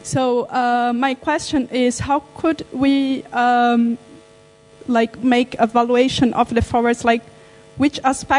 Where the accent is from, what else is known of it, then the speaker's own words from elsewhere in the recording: Brazil; moved away; I'm from Brazil.